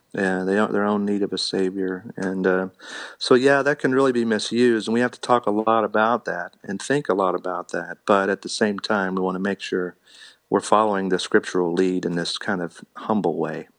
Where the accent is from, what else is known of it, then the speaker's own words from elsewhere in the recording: Indiana, United States; now in Missouri, United States; I'm a Hoosier from Indiana